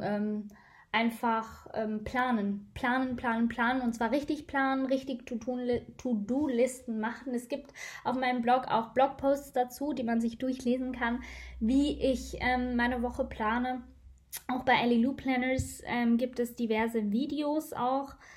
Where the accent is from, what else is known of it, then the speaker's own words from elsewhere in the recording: Switzerland; Bei uns in der Schweiz